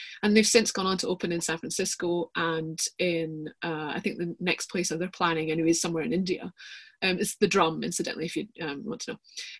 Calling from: Bilston, Scotland, United Kingdom; So I am speaking from the metropolis that is Bilston, a tiny little village just outside Edinburgh.

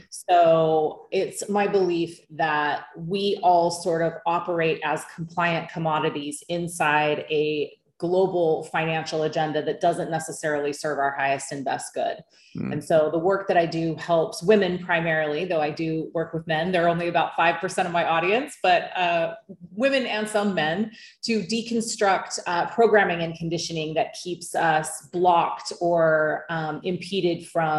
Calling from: Bali, Indonesia; I am calling in from Bali, Indonesia.

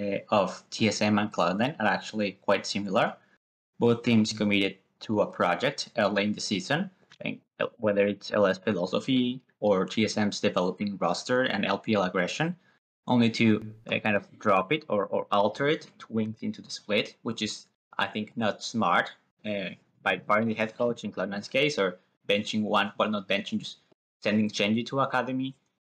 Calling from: Winnipeg, Manitoba, Canada; Winnipeg, Manitoba.

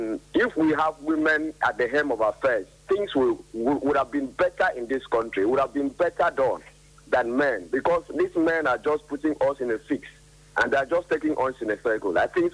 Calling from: Uyo, Akwa Ibom, Nigeria; I'm calling from Uyo.

